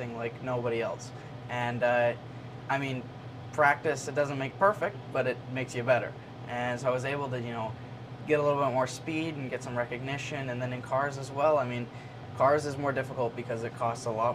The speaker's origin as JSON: {"language": "English", "country": "Canada", "said": "as a Canadian because we don't have the racing up there"}